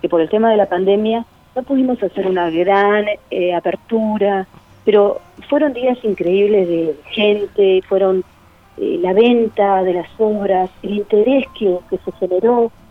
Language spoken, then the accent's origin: Spanish; Cerro de las Cuentas, Cerro Largo, Uruguay; como para poder apoyar a la escuela donde yo me crié, en Cerro de las Cuentas, en Cerro Largo